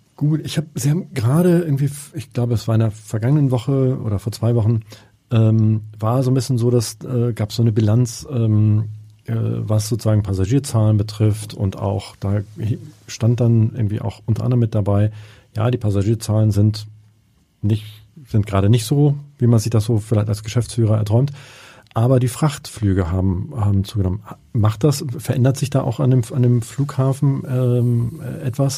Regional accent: Hamburg, Germany; als Hamburger

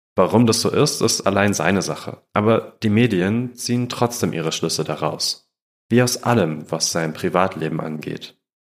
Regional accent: Germany

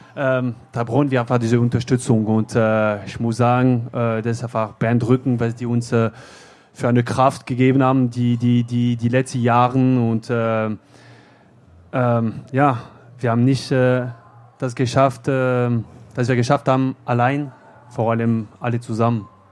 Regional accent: France; German is a second language; moved away as an adult; now in Bochum, Germany; in Frankreich, ja, äh, in meiner Heimat

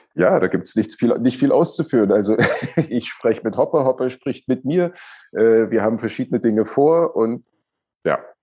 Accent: Germany; ich bin ja im, in der DDR aufgewachsen.

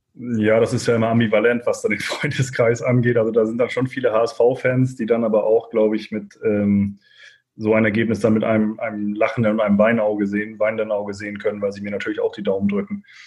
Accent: Kiel, Schleswig-Holstein, Germany; also born or lived in Preetz; in Preetz bin ich tatsächlich auch nur geboren. Also vom, vom zweiten Lebenstag an habe ich dann in Kiel gewohnt

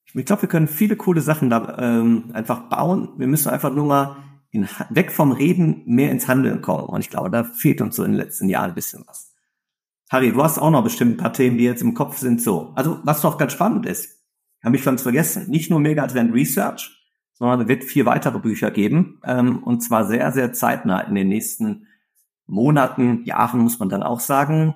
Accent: Ruhr area, North Rhine-Westphalia, Germany; ich komme aus dem Ruhrgebiet

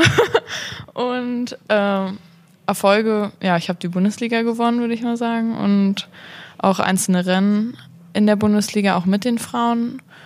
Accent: Berlin, Germany; ich komme aus Berlin

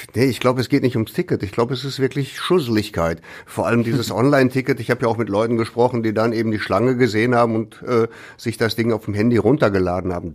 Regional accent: Ruhr area, North Rhine-Westphalia, Germany; hier bei uns im Ruhrgebiet

